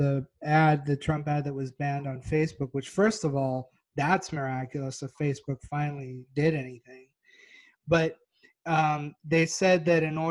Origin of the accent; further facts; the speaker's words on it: Texas, United States; I'm from Texas